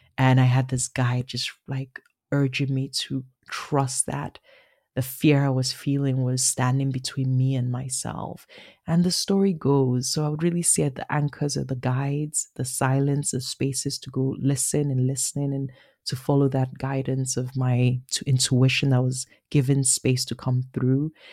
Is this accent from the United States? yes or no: no; Nigeria; accent: Nigerian; moved away as an adult; also born or lived in Beijing / Berlin / Paris / Yaoundé; now in Toronto, Canada; Born and raised in Nigeria, uh, living in Toronto